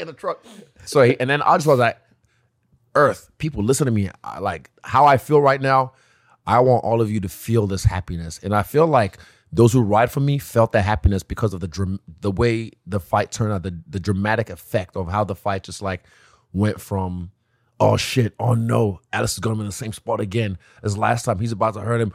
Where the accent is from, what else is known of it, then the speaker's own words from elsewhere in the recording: Nigeria; moved away; also born or lived in New Zealand / China; I come from a nice family, uh, a, a very, uh, affluent family in Nigeria